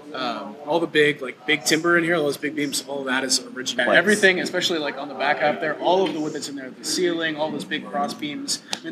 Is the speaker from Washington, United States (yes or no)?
yes; Seattle, Washington, United States; They're from Isla, we're from Seattle.